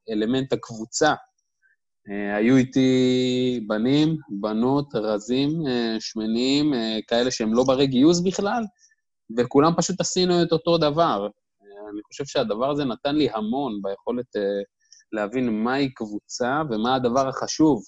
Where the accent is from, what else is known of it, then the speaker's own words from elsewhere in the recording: Dimona, Southern District, Israel; moved away as an adult; now in Tel Aviv, Israel; במקור אני מדימונה. אה, גדלתי, חונכתי שם